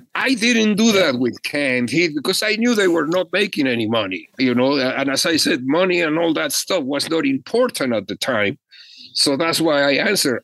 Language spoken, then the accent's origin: English; Mexico; now in Los Angeles, United States; I was an immigrant from Mexico